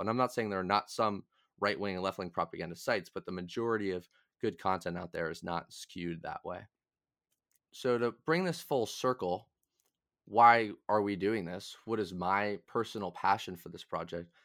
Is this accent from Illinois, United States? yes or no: no; Massachusetts, United States; I'm from Massachusetts